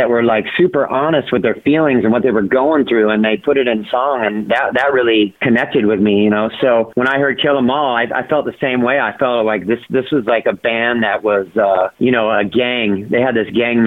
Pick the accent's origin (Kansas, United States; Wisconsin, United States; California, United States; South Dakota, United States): California, United States; Orange County; I grew up in Orange County, California.